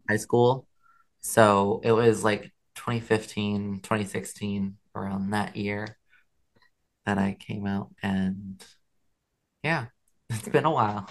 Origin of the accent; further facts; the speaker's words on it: Alabama, United States; moved away; I am from Alabama